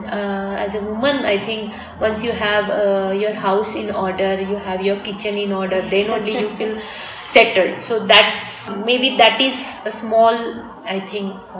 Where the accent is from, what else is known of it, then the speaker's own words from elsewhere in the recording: Mumbai, Maharashtra, India; moved away as an adult; also born or lived in Moscow, Russia / Jakarta, Indonesia / New York, United States; now in Frankfurt, Germany; I grew up completely in Mumbai